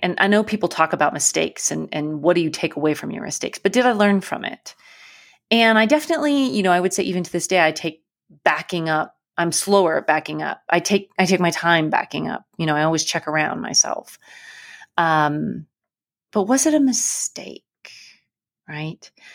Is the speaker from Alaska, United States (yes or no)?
yes; Alaska, United States; I grew up in Alaska